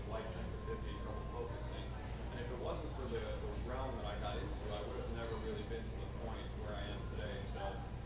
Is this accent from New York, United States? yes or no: yes; New York, United States; now in Alpharetta, United States; I'm from New York.